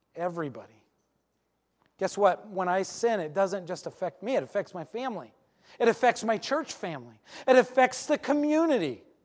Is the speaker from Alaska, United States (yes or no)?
yes; Alaska, United States; I grew up in Alaska